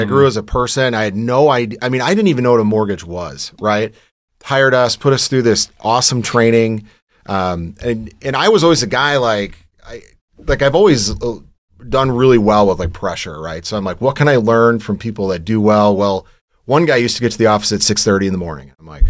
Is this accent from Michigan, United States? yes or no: yes; Michigan, United States; born there; So I was born in Michigan. We moved around a little bit growing up